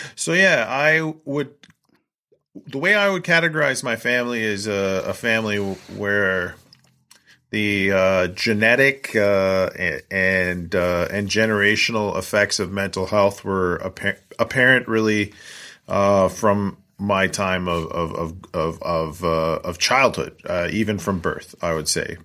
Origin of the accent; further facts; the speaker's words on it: Coquitlam, British Columbia, Canada; moved away as an adult; also born or lived in Vancouver Island, Canada / Edmonton, Alberta, Canada / Kingston, Ontario, Canada; now in Scandia, United States; I grew up in Coquitlam, British Columbia, a suburb of Vancouver, British Columbia